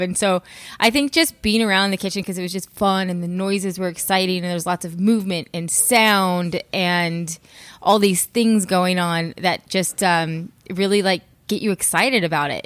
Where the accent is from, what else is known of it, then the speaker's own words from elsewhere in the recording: California, United States; born and raised in California, um, in the high desert